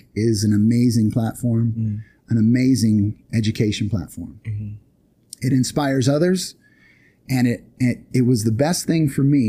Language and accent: English; Long Beach, California, United States; so I'm from Long Beach too